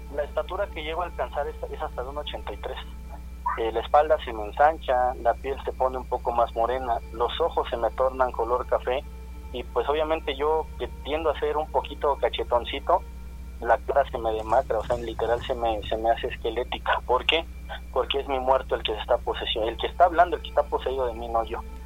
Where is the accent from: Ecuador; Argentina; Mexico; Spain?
Mexico; nosotros en realidad como mexicanos